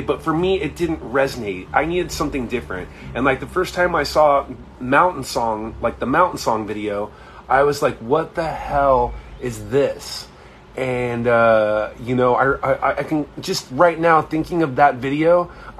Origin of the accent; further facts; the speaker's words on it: Anaheim, California, United States; also born or lived in Irvine, California; I grew up in Anaheim, so I witnessed, like, you know, some ghetto shit and some gnarly shit. But as soon as I moved to Irvine